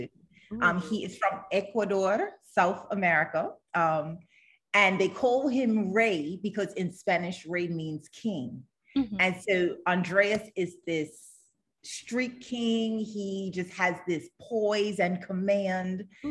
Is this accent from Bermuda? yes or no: yes; Bermuda; I'm from Bermuda